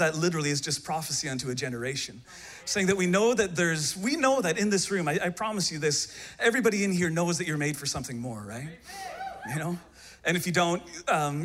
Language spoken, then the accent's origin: English; Canada; I hail from the great nation of Canada